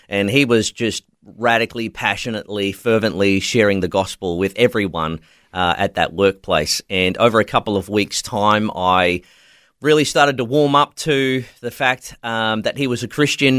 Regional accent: country Victoria, Australia; moved away as an adult; also born or lived in Nerang, Gold Coast, Queensland; was raised in country Victoria, but moved up to Queensland when I was 18 years old

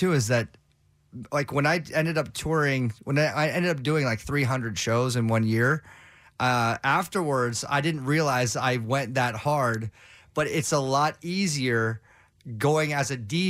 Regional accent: Los Angeles, California, United States; I mean, I grew up in Southern California in LA, so K-Rock's like, that's the holy grail.

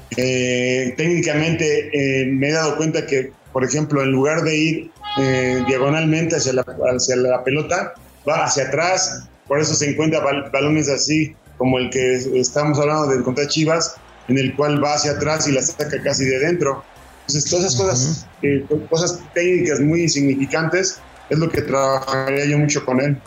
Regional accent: Mexico; como mexicano que soy

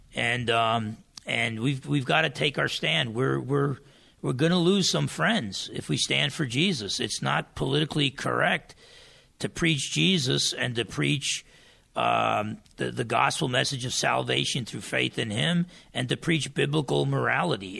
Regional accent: New Jersey, United States; now in Bremerton, United States; I come from New Jersey and being half Portuguese and half Italian

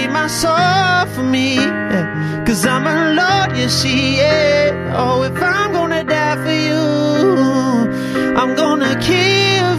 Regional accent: Rockhampton, Queensland, Australia; I grew up in Rockhampton in a little family church there

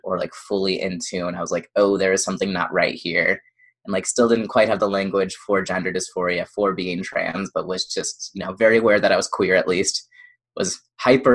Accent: Indiana, United States; moved away; I grew up in the Midwest

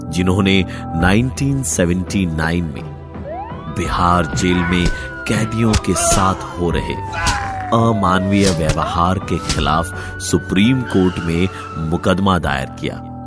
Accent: India; आखिर हम ही तो भारत के रहने वाले हैं

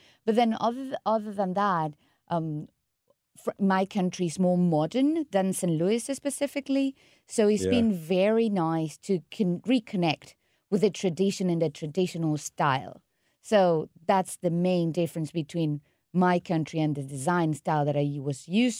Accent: Caracas, Capital District, Venezuela; English is a second language; moved away as an adult; also born or lived in Milan, Italy / London, United Kingdom; Well, I grew up in Venezuela, Caracas, mm-hmm. the capital. And then I studied my master's degree in Milan. And then I ended up studying English in London. That's why the accent is kind of weird.

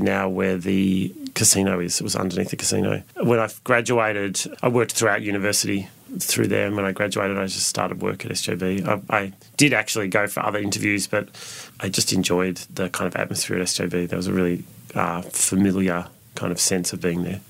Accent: Ararat, Victoria, Australia; also born or lived in Melbourne; now in Sydney, Australia; I was born in Melbourne, but my parents at the time lived in country Victoria, so I grew up in a little town called Ararat

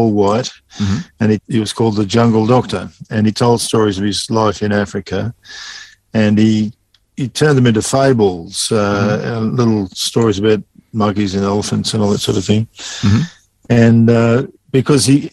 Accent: Sydney, New South Wales, Australia; moved away as an adult; also born or lived in Bourke, New South Wales; now in Dubbo, Australia; I was born in the Poppers Hospital in Sydney at Epping

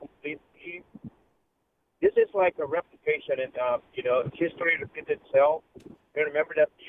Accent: San Francisco, California, United States; It's obvious I'm from San Francisco.

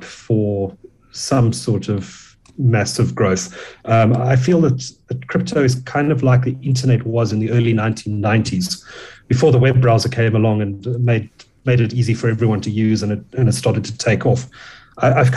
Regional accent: Durban, KwaZulu-Natal, South Africa; I grew up in Durban

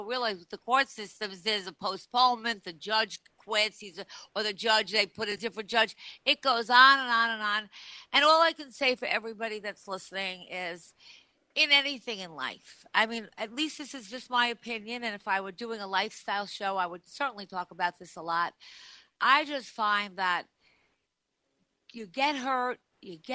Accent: Long Island, New York, United States; moved away; I am from Long Island, so I have a lot of friends there still

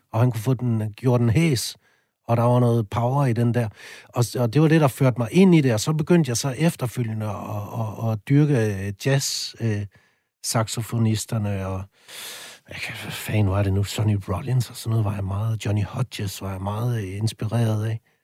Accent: a small town outside Aalborg, North Denmark Region, Denmark; der hvor jeg kommer fra, det er jo en lille by lidt uden for Aalborg, så flyttede jeg til Aalborg senere

